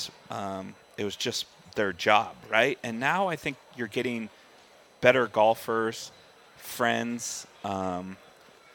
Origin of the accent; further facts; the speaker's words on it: San Jose, California, United States; Growing up in San Jose, California